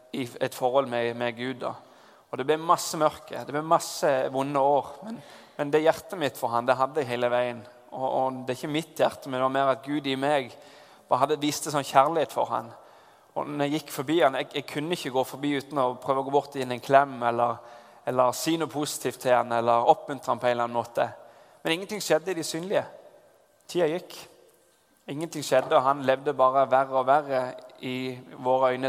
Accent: Southwestern Norway, Norway; moved away; Da jeg har vokst opp på Sør-Vestlandet, og der på en gård

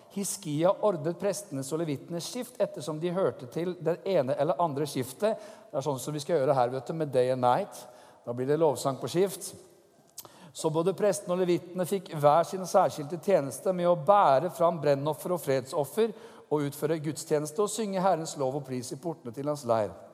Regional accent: Norway; som nordmann

